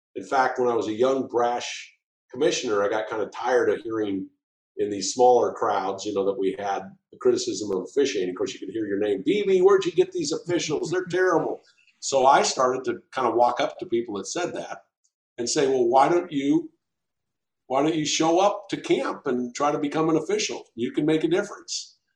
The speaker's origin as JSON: {"language": "English", "town": "Walla Walla", "region": "Washington", "country": "United States", "tie": "born or raised there", "also_born_or_lived": "Nashville, Tennessee", "moved": "yes", "said": "my family who are all here in my hometown of Walla Walla, Washington. So after 40 years of being gone, it was good to return"}